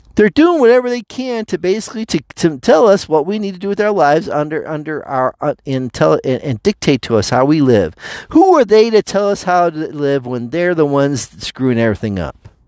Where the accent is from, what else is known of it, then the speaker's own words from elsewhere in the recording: United States; We, the American people